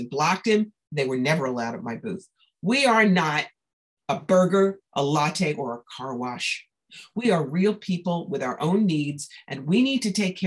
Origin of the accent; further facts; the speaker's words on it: New York, United States; I'm a New Yorker